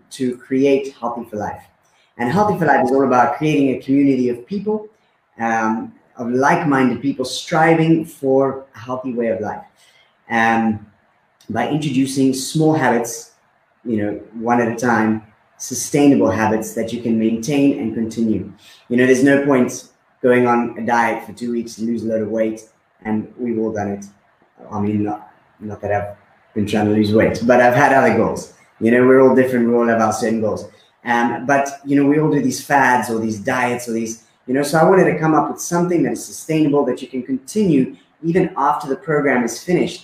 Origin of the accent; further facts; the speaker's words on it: Karoi, Mashonaland West, Zimbabwe; moved away as an adult; now in Malta; I grew up, obviously, in Zimbabwe. I grew up in a small town called Karoi.